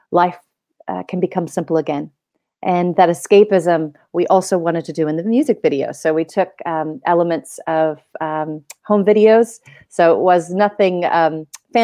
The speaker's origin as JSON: {"language": "English", "region": "Oregon", "country": "United States", "tie": "born or raised there", "moved": "yes", "lives_now": "New Zealand", "said": "as a child growing up in Oregon"}